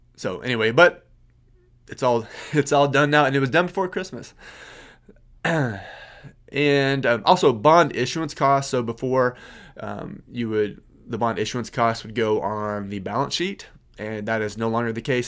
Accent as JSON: {"language": "English", "region": "Kansas", "country": "United States", "said": "I'm from Kansas. Um, I live on, I live out in the country."}